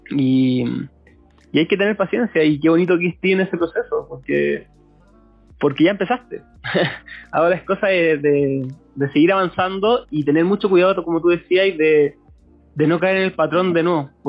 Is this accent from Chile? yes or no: yes; Coyhaique, Aysén, Chile; now in Concepción, Chile; tengo 26, soy de Coyhaique, pero ahora vivo en Conce. Como estoy aquí ya hace, hace hartos añitos ya